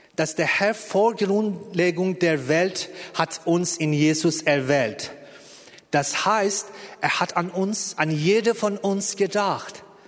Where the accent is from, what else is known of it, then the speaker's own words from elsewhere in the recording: Iran; German is a second language; moved away as an adult; now in Berlin, Germany; Ich bin im Iran geboren und äh, bis Anfang 30 da gewesen